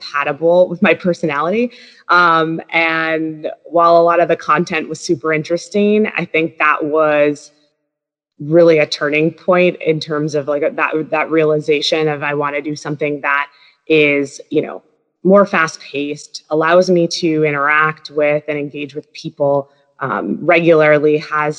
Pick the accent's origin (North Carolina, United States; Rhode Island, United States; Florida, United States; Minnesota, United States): Minnesota, United States; moved away as an adult; also born or lived in Wisconsin / Washington, D.C.; I grew up in Minnesota